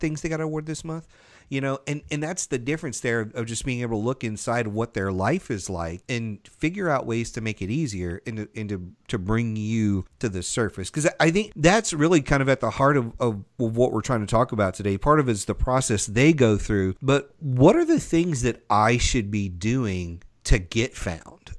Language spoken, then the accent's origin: English; the South, United States; I grew up in the South